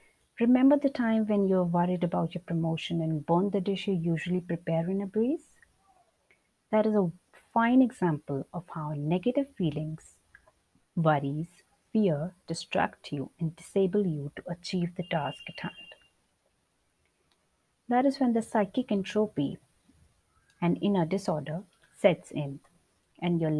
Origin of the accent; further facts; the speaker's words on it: India; Being an Indian